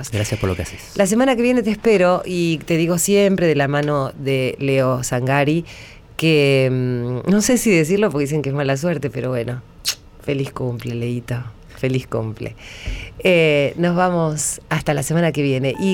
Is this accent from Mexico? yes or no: no; Argentina